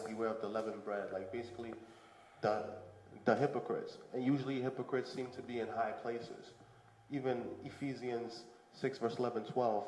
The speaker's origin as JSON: {"language": "English", "town": "New York City", "region": "New York", "country": "United States", "tie": "born or raised there", "also_born_or_lived": "Canarsie, Brooklyn / Fort Greene, Brooklyn", "said": "I came to America at the age of two. I grew up in Bushwick, and I lived in Bushwick from two to the age of 10"}